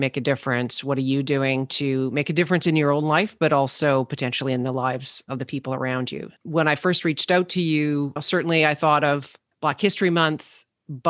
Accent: St. Albert, Alberta, Canada; I grew up in St. Albert

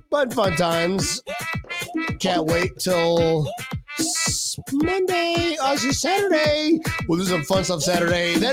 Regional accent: Scotland, United Kingdom; I'm from Scotland, helping Scotland.

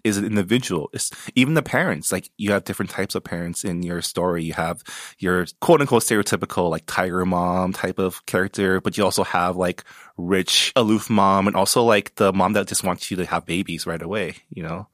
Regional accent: San Gabriel Valley, California, United States; I grew up in the San Gabriel Valley, so I always grew up amongst Asians

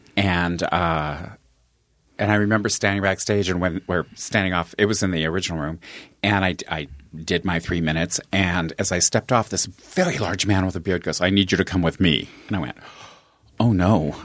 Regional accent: Longmont, Colorado, United States; moved away as an adult; also born or lived in California; I grew up in Longmont, Colorado

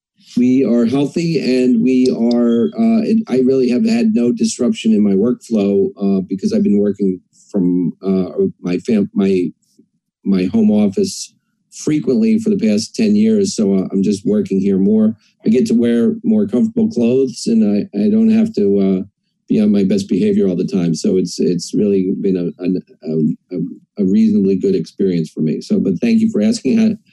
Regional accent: Queens, New York, United States; born there; also born or lived in New England / Ohio / Pennsylvania; So I was born in Queens, New York, and I moved around a lot.

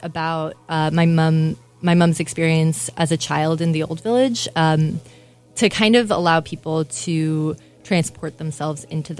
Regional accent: Los Angeles, California, United States; also born or lived in Cairo, Egypt; now in Milwaukee, United States; I grew up partially in Los Angeles, California, and partially in Cairo, Egypt. And I came here 3 years ago originally to work at Milwaukee Repertory Theater

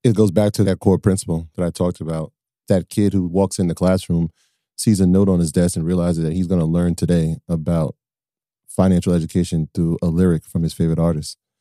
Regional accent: Westchester, New York, United States; we're from Westchester

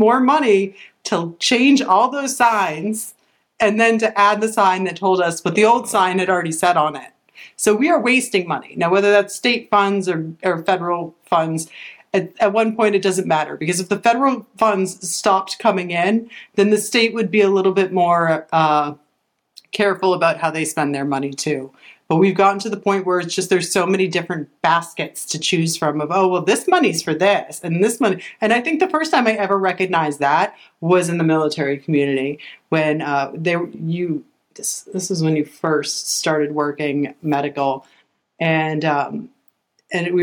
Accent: Massachusetts, United States; now in Florida, United States; we're originally from Massachusetts

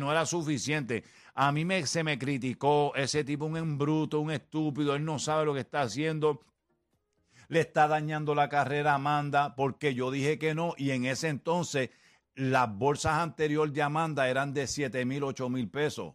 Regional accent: Puerto Rico; como somos puertorriqueños

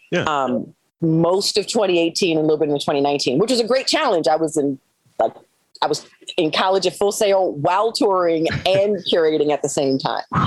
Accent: Maryland, United States; moved away as an adult; I'm from Maryland

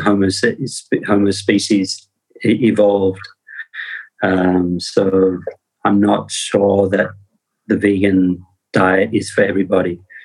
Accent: Australia; I come from Australia

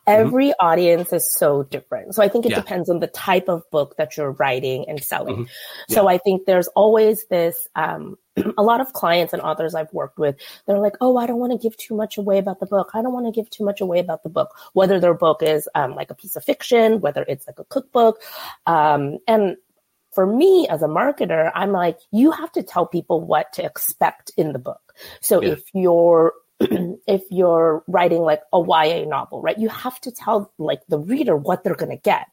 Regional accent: Bay Area, California, United States; I grew up in the Bay Area

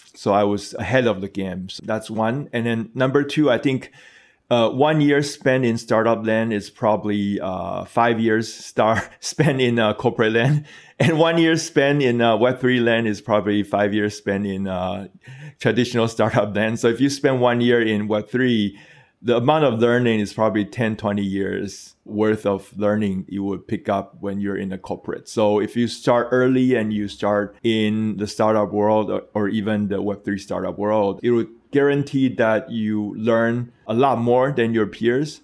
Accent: Taiwan; my home country, Taiwan

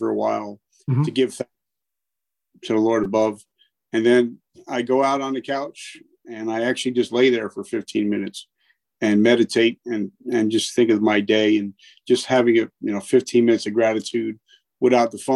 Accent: New Jersey, United States; I'm from New Jersey, dirty Jersey. And I've lived here

